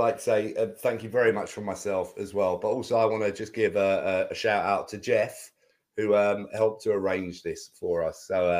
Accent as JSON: {"language": "English", "country": "United Kingdom", "said": "We're British"}